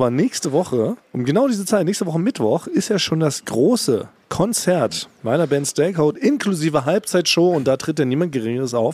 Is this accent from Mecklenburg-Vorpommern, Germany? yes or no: no; Berlin, Germany; born there; ich bin ja als, als gebürtiger Berliner kenne ich tatsächlich nur diese ganzen Berliner Morningshows